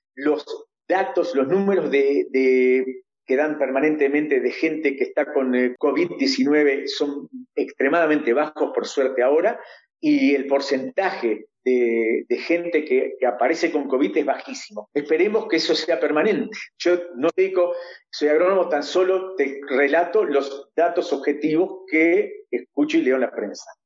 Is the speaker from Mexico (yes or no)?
no; Uruguay; moved away as an adult; now in Israel; nosotros somos uruguayos, nuestros chicos también son uruguayos